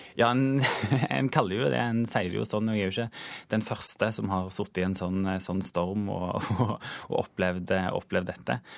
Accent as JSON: {"language": "Norwegian", "region": "Western Norway", "country": "Norway", "said": "jeg er jo vestlending"}